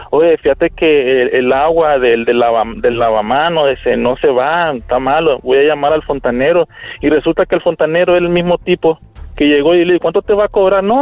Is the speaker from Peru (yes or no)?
no; Nicaragua; now in United States; A Nicaragua.